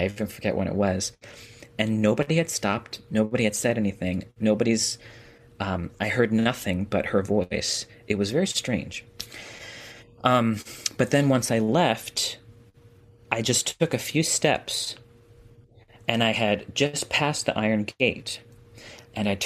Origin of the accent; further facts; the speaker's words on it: New York, United States; as a New Yorker